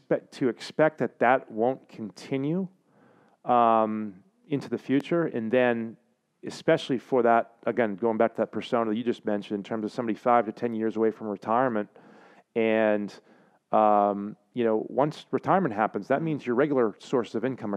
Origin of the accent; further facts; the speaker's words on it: South Portland, Maine, United States; growing up in South Portland, Maine, holler, SoPo